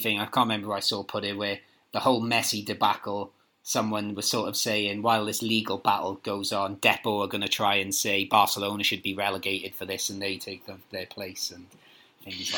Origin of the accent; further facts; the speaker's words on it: Merthyr Tydfil, Wales, United Kingdom; Merthyr Tydfil, my hometown.